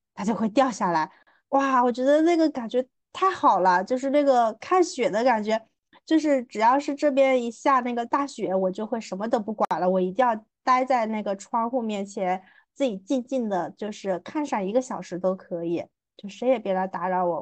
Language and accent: Chinese; southern China, China; 作为一个南方人